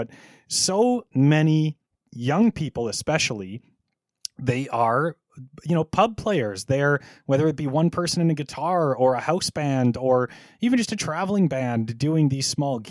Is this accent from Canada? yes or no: yes; Thunder Bay, Ontario, Canada; I grew up in Thunder Bay, Ontario